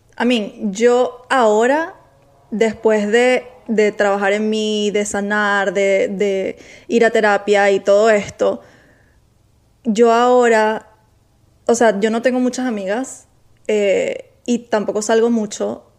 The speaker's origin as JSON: {"language": "Spanish", "country": "Venezuela", "moved": "yes", "lives_now": "Miami, United States"}